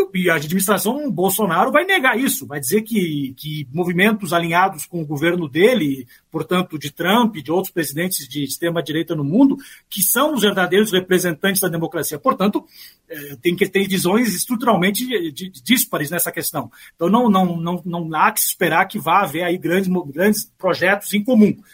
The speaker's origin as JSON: {"language": "Portuguese", "country": "Brazil", "moved": "yes", "said": "nós, brasileiros, embora eu more aqui, eu né, sou brasileiro"}